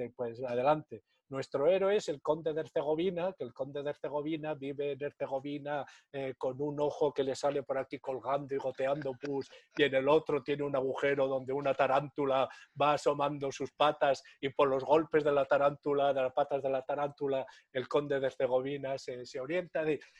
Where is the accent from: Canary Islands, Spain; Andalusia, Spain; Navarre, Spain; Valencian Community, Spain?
Navarre, Spain; yo soy navarro